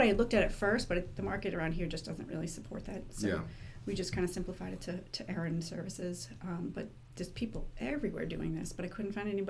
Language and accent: English; Merrimack, New Hampshire, United States; I am from Merrimack.